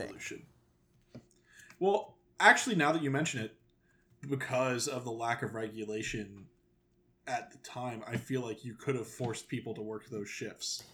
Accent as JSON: {"language": "English", "region": "the South", "country": "United States", "said": "I am a Southern man"}